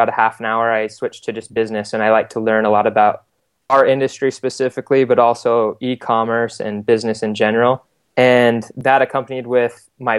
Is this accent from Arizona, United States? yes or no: yes; Scottsdale, Arizona, United States; moved away as an adult; also born or lived in Utah; now in Provo, United States; I am originally from Arizona. I grew up in Scottsdale.